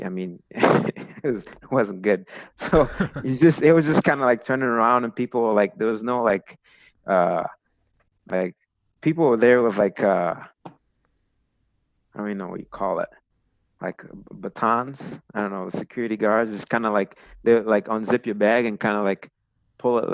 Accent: United States; I was from the United States

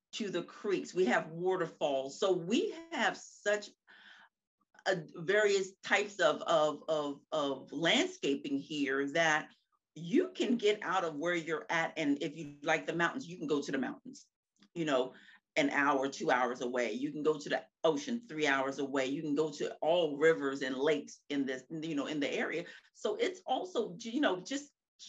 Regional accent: Maryland, United States; also born or lived in Seattle, Washington; growing up in the Maryland area

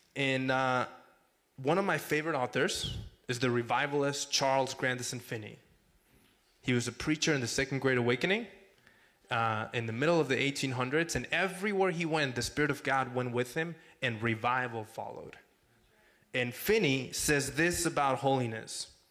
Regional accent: Mexico; also born or lived in Texas; now in Arizona, United States; I'm from Mexico, born and raised.

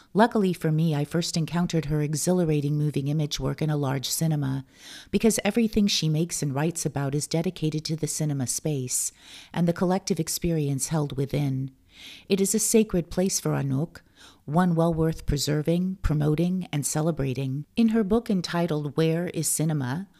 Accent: Los Angeles, California, United States; moved away; my hometown of Los Angeles

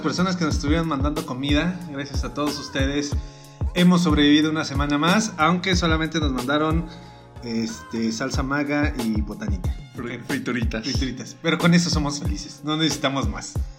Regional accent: Mexico; somos mexicanos

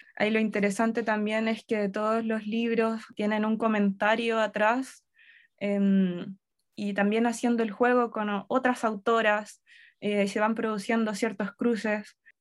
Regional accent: Yungay, Ñuble, Chile; moved away; also born or lived in Concepción / Santiago; yo eh, crecí en Yungay, luego me fui a vivir a Concepción, y después ya de adulta vivía en Santiago

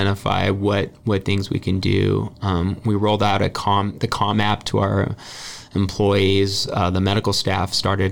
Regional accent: Ventura, California, United States; also born or lived in Santa Barbara; I grew up in Ventura.

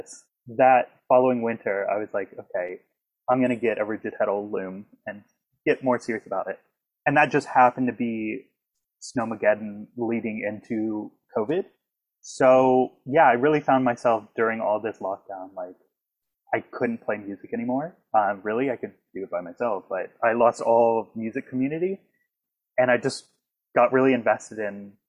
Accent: Dunedin, Florida, United States; moved away as an adult; now in Newfoundland, Canada; I'm from Tampa Bay, Florida, the town of Dunedin, Florida, small little town

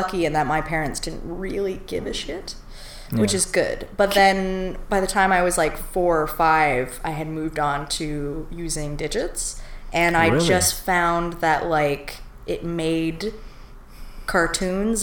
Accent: Ontario, Canada; also born or lived in Toronto; we moved away from Toronto when I was 3. And so I grew up in the country

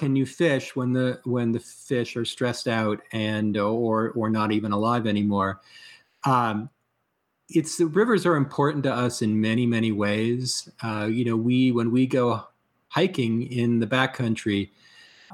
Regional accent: East Coast, United States; now in Colorado, United States; I grew up on the East Coast

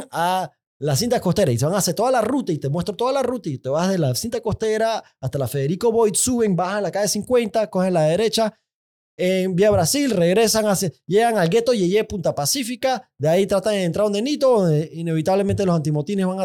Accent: Panama; son marchas cívicas de gente normal, de gente buena, de gente orgullosa como panameños.

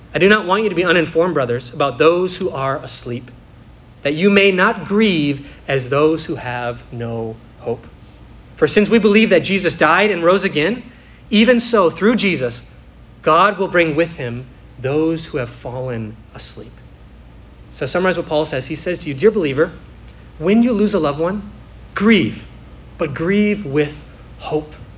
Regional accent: United States; I am a resident of America

